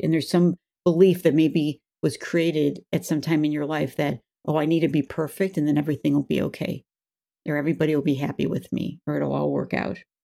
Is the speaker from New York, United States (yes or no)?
yes; Buffalo, New York, United States; I grew up in Buffalo, New York